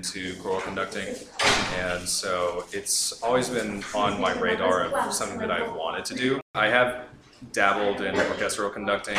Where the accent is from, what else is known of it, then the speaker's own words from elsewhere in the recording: Oklahoma, United States; also born or lived in Texas; now in Birmingham, United Kingdom; I'm from America, originally from Oklahoma, coming from Texas